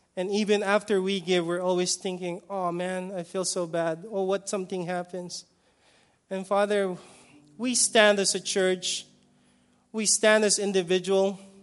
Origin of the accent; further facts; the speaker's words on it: Philippines; I'm, I'm Filipino